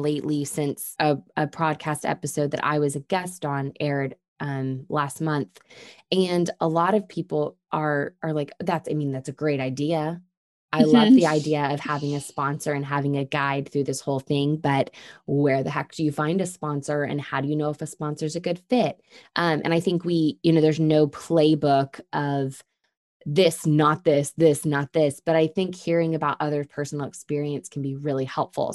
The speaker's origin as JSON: {"language": "English", "region": "Texas", "country": "United States"}